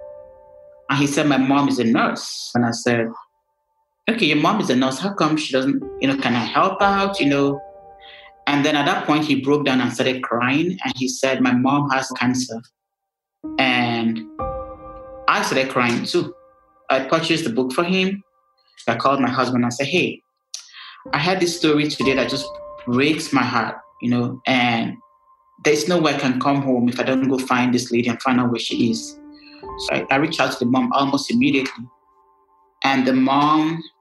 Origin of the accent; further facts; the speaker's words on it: Nigeria; me being Nigerian